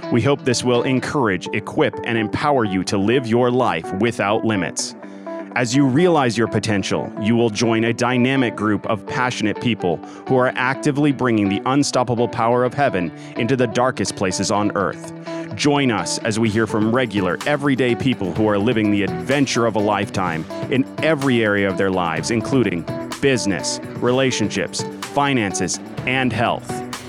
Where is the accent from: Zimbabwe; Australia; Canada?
Canada; now in United States; I'm Canadian.